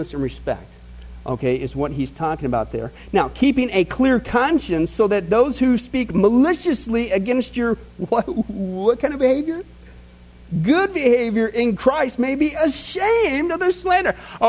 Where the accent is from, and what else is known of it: Midwest, United States; born or raised there